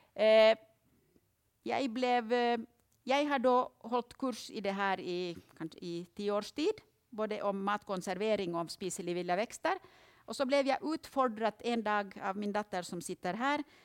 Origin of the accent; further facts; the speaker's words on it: Finland; now in Østlandet, Norway; Jag kommer ju från Finland